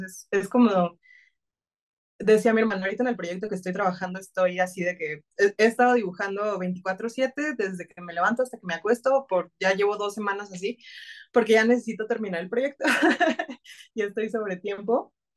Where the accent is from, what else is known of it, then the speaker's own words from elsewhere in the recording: Tabasco, Mexico; soy tabasqueña